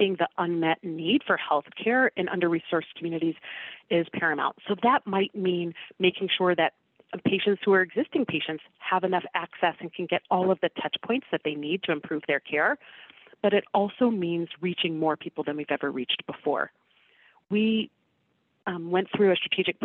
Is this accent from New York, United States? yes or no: no; Washington, District of Columbia, United States; I am from the Washington, D.C. area